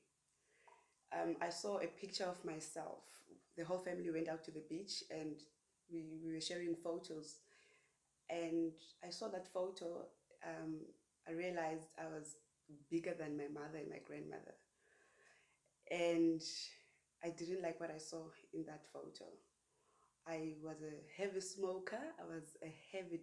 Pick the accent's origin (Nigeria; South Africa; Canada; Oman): South Africa; Paarl, Western Cape; moved away as an adult; I'm originally from Paarl